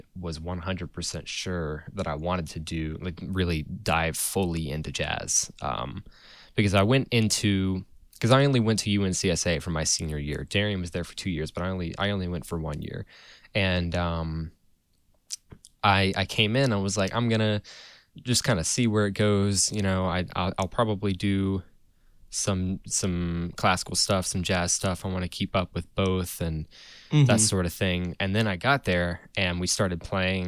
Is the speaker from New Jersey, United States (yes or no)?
no; Asheville, North Carolina, United States; I was born in Asheville, and I am sitting in Asheville right now